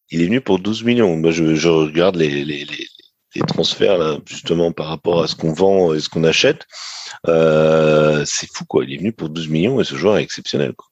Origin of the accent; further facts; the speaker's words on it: Rennes, Brittany, France; je peux dire maintenant en tant que Rennais